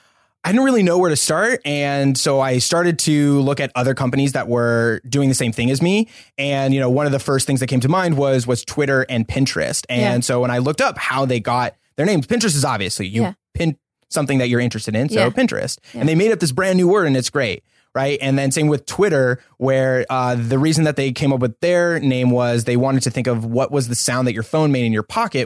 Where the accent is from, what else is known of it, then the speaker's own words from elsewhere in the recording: Colorado, United States; also born or lived in Austin, Texas; now in Los Angeles, United States; I'm originally from Colorado. Funny enough, I was actually born here in LA. My whole family's from here, but we moved in 95. So that's where I grew up.